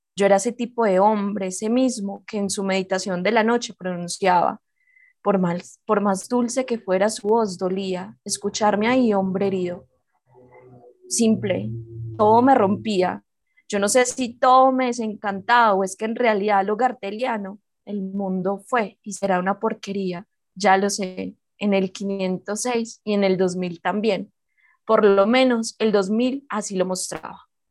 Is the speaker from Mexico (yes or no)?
no; Colombia; soy colombiana, escritora juvenil colombiana